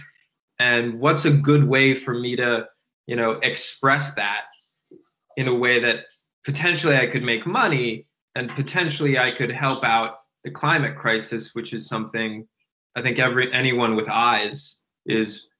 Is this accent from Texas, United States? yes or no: no; Providence, Rhode Island, United States; Providence does not have a ton of money. Me and my friends all grew up thrifting.